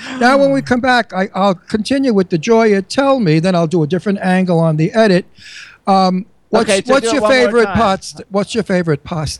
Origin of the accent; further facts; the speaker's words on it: New York, United States; from America, but from Verona background. My father was off the boat. He was an import. But my mother was born in 9th Avenue, New York. We're New Yorkers.